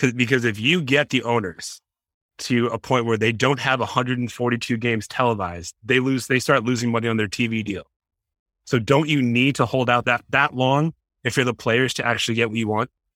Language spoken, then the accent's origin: English; Boston, Massachusetts, United States; I was obviously born and raised in the Boston area